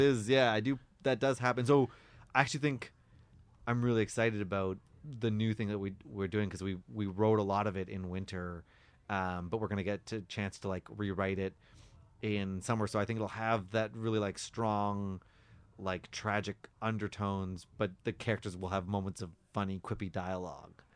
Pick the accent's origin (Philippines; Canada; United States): Canada; Victoria, British Columbia; moved away as an adult; now in Toronto, Canada; grew up in Victoria